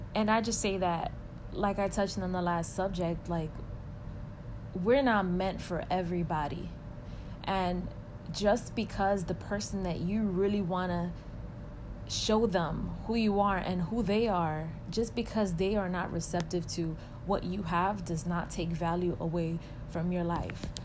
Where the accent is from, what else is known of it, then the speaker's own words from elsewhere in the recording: New York City, New York, United States; moved away as an adult; now in Atlanta, United States; I am originally from Washington Heights, and that is in the borough of Manhattan in New York City